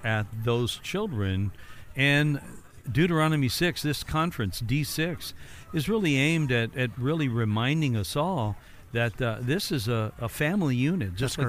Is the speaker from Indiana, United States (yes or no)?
yes; Evansville, Indiana, United States; now in Florida, United States; I'm originally from Evansville, Indiana.